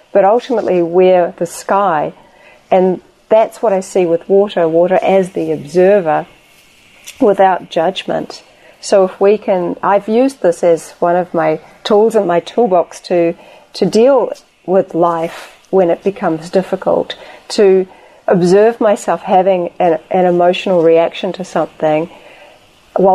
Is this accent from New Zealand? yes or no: yes; New Zealand; my home country of New Zealand